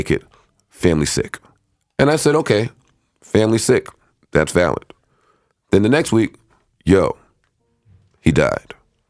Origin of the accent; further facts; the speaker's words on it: New York, United States; I'm actually from New York.